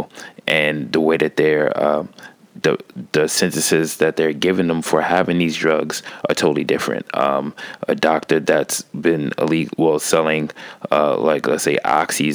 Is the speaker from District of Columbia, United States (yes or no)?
no; New York, United States; growing up in New York and seeing how like what the school system teaches you